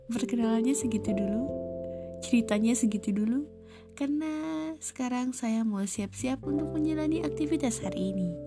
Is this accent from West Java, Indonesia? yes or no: yes; West Java, Indonesia; Saya tinggal di salah satu eh salah salah satu kampung di Kabupaten Tasik Malaya. Aku asli orang Sunda.